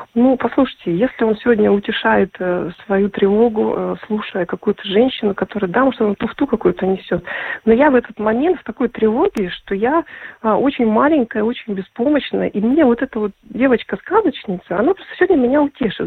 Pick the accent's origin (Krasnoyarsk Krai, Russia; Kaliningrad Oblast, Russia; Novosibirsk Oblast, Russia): Krasnoyarsk Krai, Russia; Krasnoyarsk; moved away as an adult; also born or lived in Latvia; Я сама из э, Сибири. Я приехала в Латвию, вот именно поступила э, там, там же в Красноярске я вот родилась